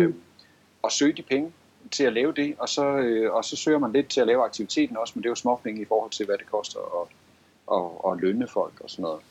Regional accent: Gård, Central Denmark Region, Denmark; kommer jeg selv fra Gård, og jeg har lige arbejdet i Gård

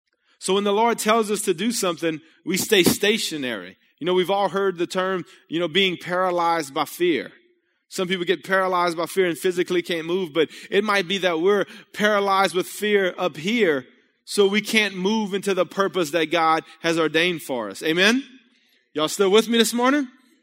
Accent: Breaux Bridge, Louisiana, United States; I was a painter from Bro Bridge, you know?

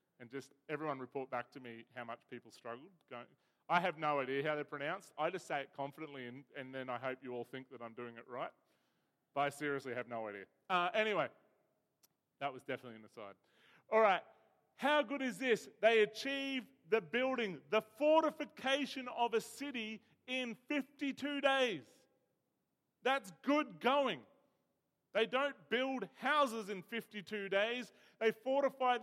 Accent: Bega, New South Wales, Australia; I was born in Bega, where the cheese comes from

